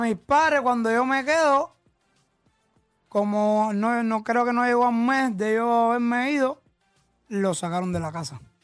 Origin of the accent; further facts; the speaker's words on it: Cuba; moved away; cómo vivía en Cuba